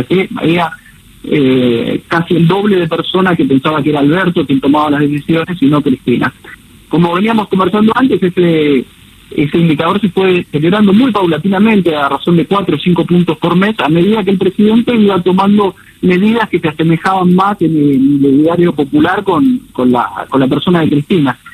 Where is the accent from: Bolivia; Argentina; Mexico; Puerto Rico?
Argentina; moved away as an adult; now in Miami, United States; mi consultora está acá en Miami, soy argentino, pero hace 5 mm. o 6 años que, vivo acá